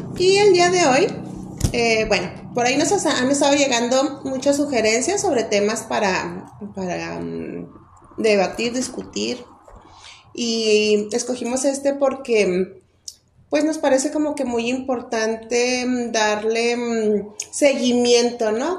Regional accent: Mexico; nosotros como mexicanas, mexicanos, en nuestra cultura

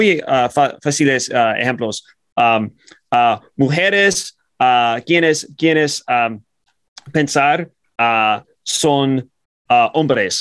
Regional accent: United States; I'm an American

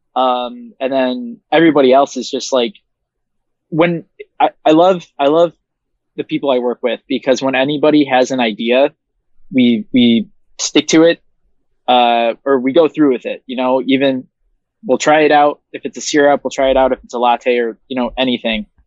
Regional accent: Williamsville, New York, United States; I grew up in uh, Williamsville, New York, which is like 20 minutes outside of the city of Buffalo

